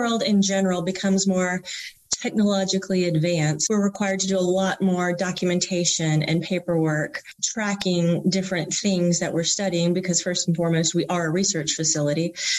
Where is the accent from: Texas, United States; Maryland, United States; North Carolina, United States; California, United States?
North Carolina, United States; Durham; I was born and raised here in Durham